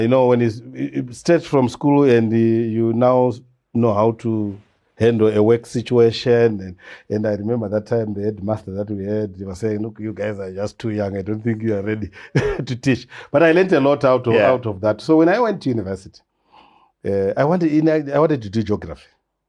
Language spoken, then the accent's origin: English; Chivi, Masvingo, Zimbabwe; also born or lived in Matabeleland; So I was born in Chivi, that's Masingo. Grew up there, stayed there for a very long time.